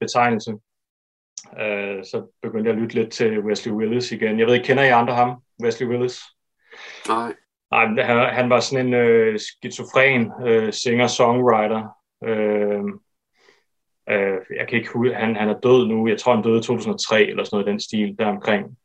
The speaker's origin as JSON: {"language": "Danish", "town": "Fjerritslev", "region": "North Denmark Region", "country": "Denmark", "tie": "born or raised there", "said": "en filmskole i Ketrup ved Fjerdslev, hvor, hvor jeg voksede op"}